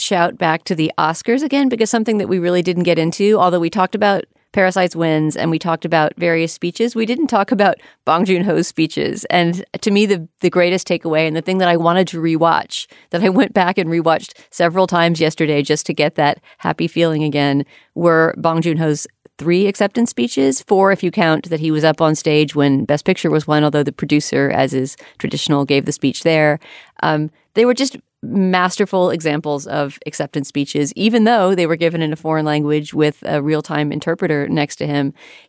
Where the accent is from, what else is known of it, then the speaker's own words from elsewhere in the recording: New York, United States; I mean, even as a New Yorker, I just get sick sometimes of, let's watch a new sitcom.